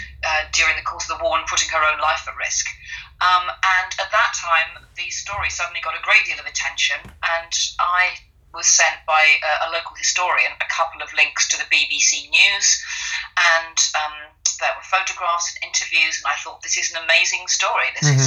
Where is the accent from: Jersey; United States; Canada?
Jersey; Channel Islands; now in England; That's right. I was born and raised in the Channel Islands, but I've actually lived in England since 1978, and I live on the south coast now, a little seaside town.